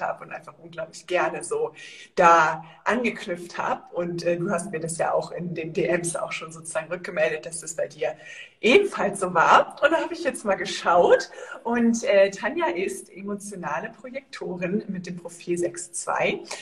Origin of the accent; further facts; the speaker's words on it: Northern Germany, Germany; now in Andalusia, Spain; ich komme ja aus Norddeutschland